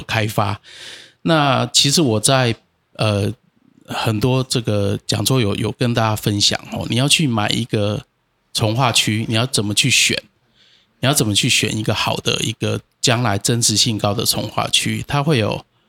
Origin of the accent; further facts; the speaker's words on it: Tainan, Taiwan; 我也是一个老台南人啊对。从，从我阿公、我爸爸，我们就是老东区，我们从啊。小就是住在那个东门路林森那